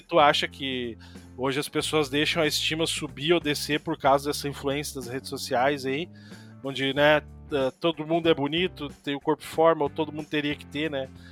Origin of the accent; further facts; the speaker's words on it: Imbé, Rio Grande do Sul coast, Brazil; eu me criei ali em Presidente, ali do lado de Mariluz